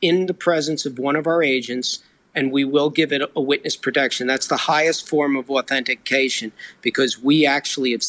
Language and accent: English; New Jersey, United States; also born or lived in New York City; I was born in New York, the city, but I grew up just across the river in New Jersey